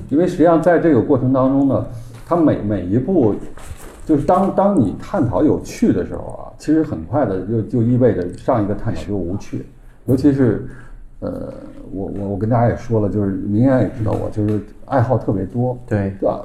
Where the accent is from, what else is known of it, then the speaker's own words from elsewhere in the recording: Beijing, China; accent: Beijing dialect; 我们北京话就是说这个北方话嘛